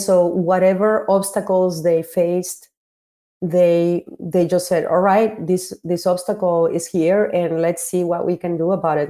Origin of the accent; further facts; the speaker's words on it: Mexico; I had two parts of my growing up in Mexico.